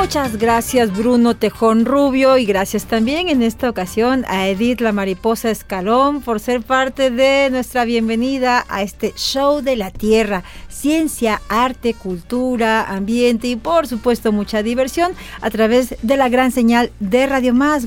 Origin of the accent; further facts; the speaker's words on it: Santa Clara, Villa Clara, Cuba; moved away as an adult; now in Mexico; soy de Santa Clara, Villa Clara